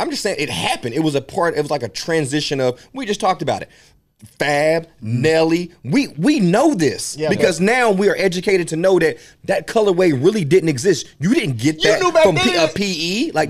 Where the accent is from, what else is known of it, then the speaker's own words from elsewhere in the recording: West Virginia, United States; I was from West Virginia.